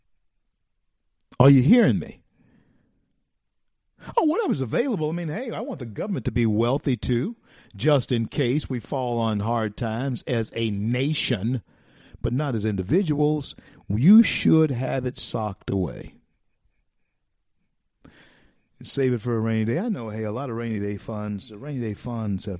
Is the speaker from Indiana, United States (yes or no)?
no; Louisiana, United States; Louisiana, my home state